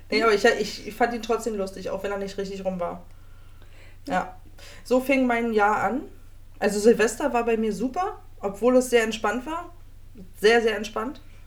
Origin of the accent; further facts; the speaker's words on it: Berlin, Germany; aus dem wunderschönen Bezirk Neukölln